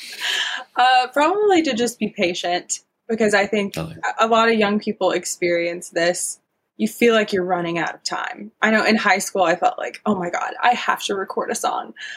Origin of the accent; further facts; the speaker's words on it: the South, United States; I'm from the South too, so it kind of comes out a little country